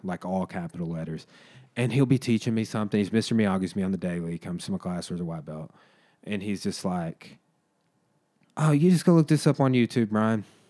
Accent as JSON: {"language": "English", "country": "United States", "said": "we as Americans"}